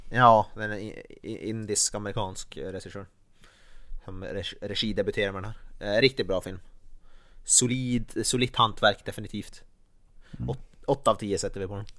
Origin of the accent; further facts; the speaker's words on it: Norrland, Sweden; som norrlänning